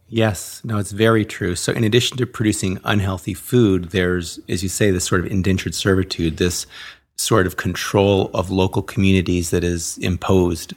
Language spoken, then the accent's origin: English; Los Angeles, California, United States; growing up in the Hollywood Hills